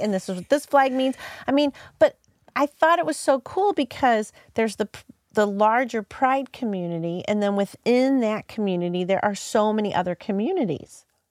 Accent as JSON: {"language": "English", "town": "Hazelwood", "region": "Missouri", "country": "United States", "tie": "born or raised there", "said": "I grew up, so I grew up in Hazelwood."}